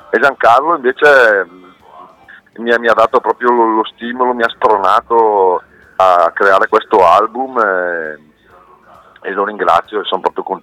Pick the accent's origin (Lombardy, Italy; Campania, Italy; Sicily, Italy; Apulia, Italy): Lombardy, Italy; Pisogne; io sono di, Pis- sono di Pisonia, lago di Geo.